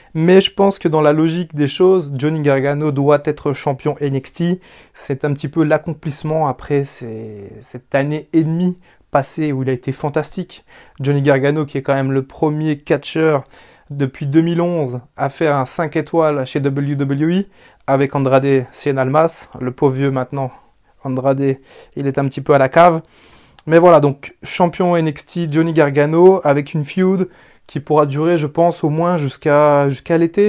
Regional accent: France; je viens de France

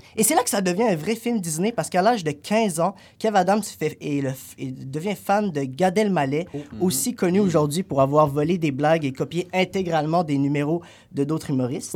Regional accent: Algeria; now in Canada; dans mon pays d'origine, l'Algérie

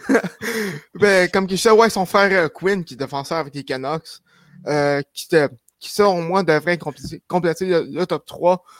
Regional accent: Shawinigan, Quebec, Canada; je viens de Shawinigan

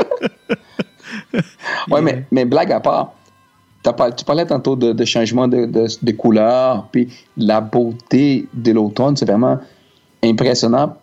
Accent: Brazil; French is a second language; now in Canada; on est brésilien

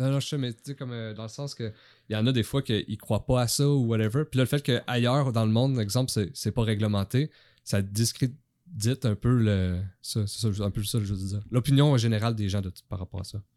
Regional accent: Abitibi, Quebec, Canada; moi je viens de la BTB

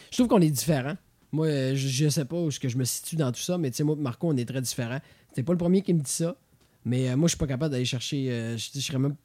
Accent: Quebec, Canada; en tant que Québécois.

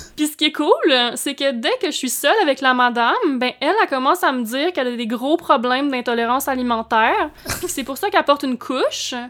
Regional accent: Baie des Chaleurs, Quebec, Canada; now in Montreal, Canada; par chez nous, c'est là que les gens se trouvent des lifts

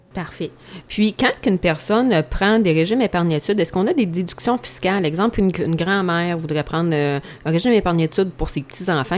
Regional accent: Saint-Pamphile, Quebec, Canada; je suis de Bellechasse, là, Saint-Pamphile

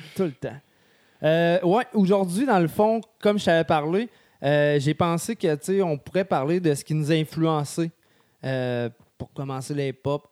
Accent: Sainte-Marie, Quebec, Canada; moved away; also born or lived in Lévis; je viens de Sainte-Marie

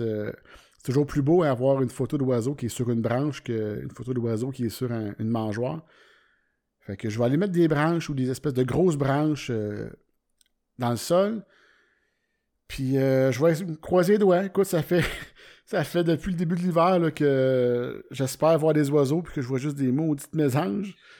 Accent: Warwick, Quebec, Canada; Moi, je viens de Warwick, c'est un petit, village

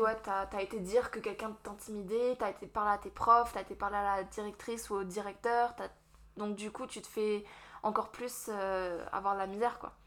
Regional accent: Strasbourg, Grand Est, France; moved away as an adult; also born or lived in Vosges; now in Moncton, Canada; je suis française de France. Je suis de Strasbourg à l'origine.

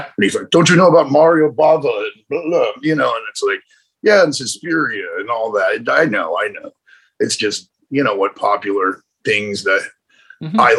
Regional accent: Rocky Mountains, United States; I don't scare easy. No, I, I you know I grew up in the Rocky Mountains and shit

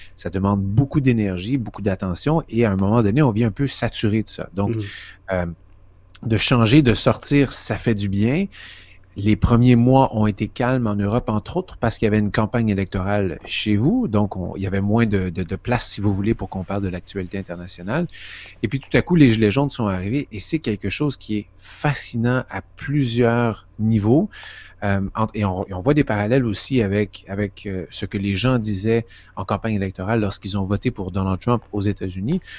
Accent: Quebec, Canada; moved away as an adult; also born or lived in Vancouver / Toronto / Washington; je viens du Québec

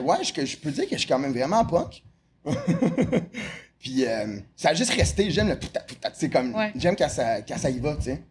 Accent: Montreal, Quebec, Canada; also born or lived in Repentigny; je suis né à Repentigny. Euh, à 7 ans, j'ai déménagé dans le West Island de Montréal.

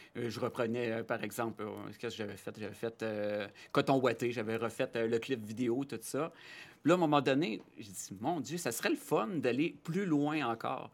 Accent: Rouyn-Noranda, Quebec, Canada; also born or lived in Chicoutimi; Je viens de Rouen-Noranda

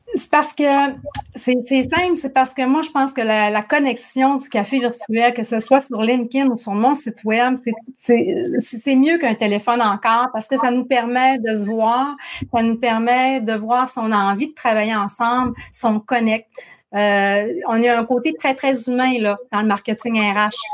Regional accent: Saguenay, Quebec, Canada; accent: Saguenay; mon accent du Saguenay

